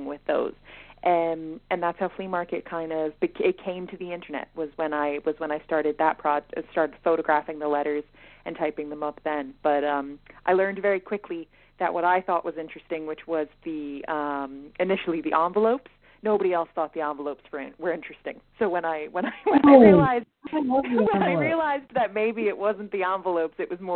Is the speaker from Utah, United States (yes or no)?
no; Philadelphia, Pennsylvania, United States; moved away as an adult; now in Dublin, Ireland; I am from Philadelphia, Pennsylvania, originally. I moved to Dublin in 2018 to study for my master's